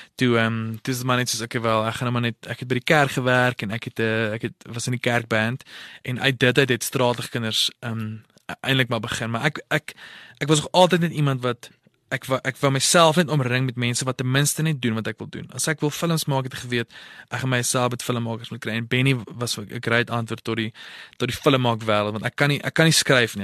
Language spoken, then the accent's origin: Afrikaans; Potchefstroom, North West, South Africa; Ek het groot geword in Potchefstroom.